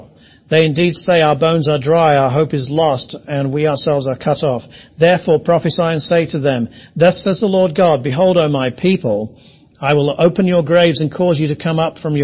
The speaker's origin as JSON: {"language": "English", "region": "England", "country": "United Kingdom", "said": "I am English"}